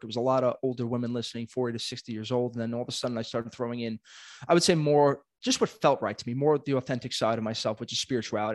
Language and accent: English; New York City, New York, United States; I am born and raised in Brooklyn, not leaving anytime soon